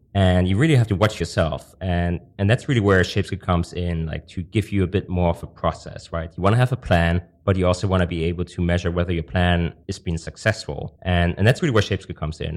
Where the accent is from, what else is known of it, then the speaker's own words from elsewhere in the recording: Germany; moved away as an adult; also born or lived in Hong Kong; I'm originally from Germany